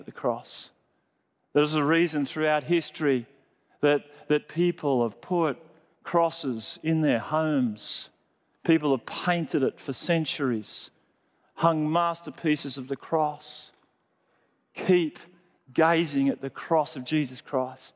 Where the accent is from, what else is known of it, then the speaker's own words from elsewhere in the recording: Sydney, New South Wales, Australia; I grew up in Sydney in a really great church that preached about grace.